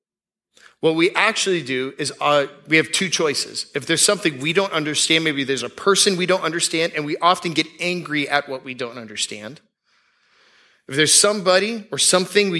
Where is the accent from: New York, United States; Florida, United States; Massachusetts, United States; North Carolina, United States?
Florida, United States; Tampa; I grew up in Tampa. There wasn't that many celebrities when I was growing up in Tampa